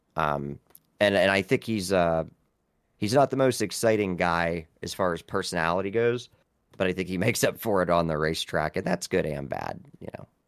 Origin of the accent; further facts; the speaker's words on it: Vienna, Ohio, United States; I am from a small town in Ohio called Vienna